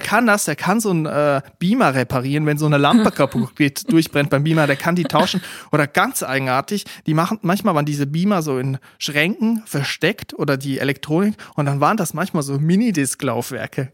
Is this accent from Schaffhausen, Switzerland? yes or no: no; Aargau, Switzerland; dort, wo ich aufgewachsen bin, Kanton Aargau